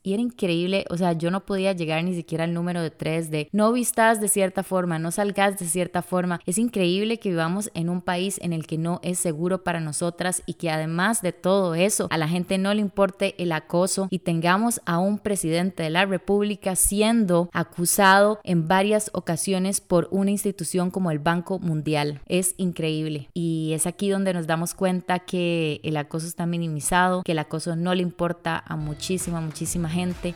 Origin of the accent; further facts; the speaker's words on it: Costa Rica; moved away as an adult; now in United States; Soy una tica que vive en Estados Unidos hace casi tres años.